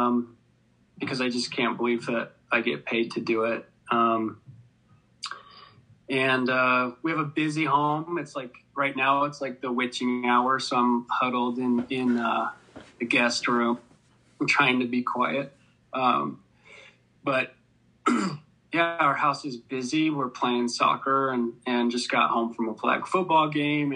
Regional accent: Sandy, Utah, United States; also born or lived in Farmington, Utah; I grew up mostly in Sandy and Farmington

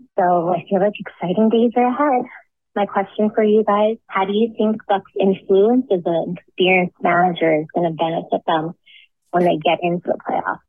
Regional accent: New York City, New York, United States; I'm from Howard Beach, New York.

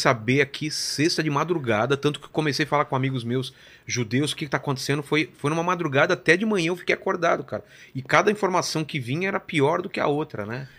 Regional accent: São Bernardo do Campo, São Paulo, Brazil; eu sou de São Bernardo

